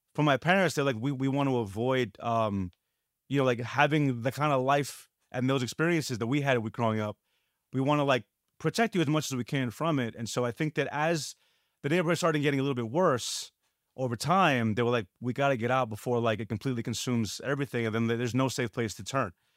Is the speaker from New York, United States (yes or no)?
yes; New York City, New York, United States; growing up in New York